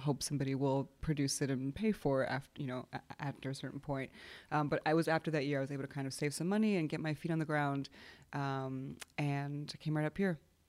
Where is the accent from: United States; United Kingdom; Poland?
Poland; I grew up, I was born in Poland, and my grandfather was a painter, but to be a painter in Poland under communism was a very specific.